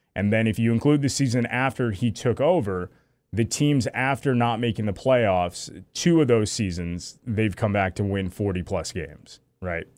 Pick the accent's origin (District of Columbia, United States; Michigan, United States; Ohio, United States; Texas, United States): Michigan, United States; Lake Huron; I grew up on Lake Huron. My, my grandparents had a house, uh, in Harrisville.